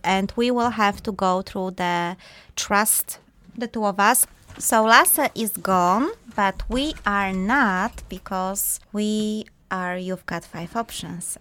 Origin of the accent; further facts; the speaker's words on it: Poland; moved away; we are both from Poland originally